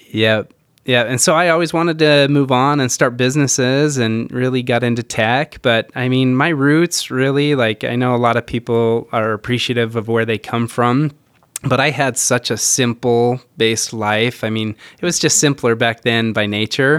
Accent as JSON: {"language": "English", "town": "Rexburg", "region": "Idaho", "country": "United States", "tie": "born or raised there", "moved": "yes", "said": "I grew up in a little town, Rexburg, Idaho"}